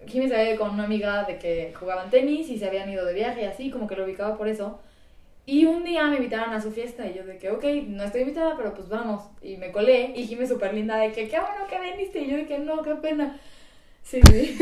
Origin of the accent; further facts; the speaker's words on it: San Luis Potosí, Mexico; soy de San Luis Potosí.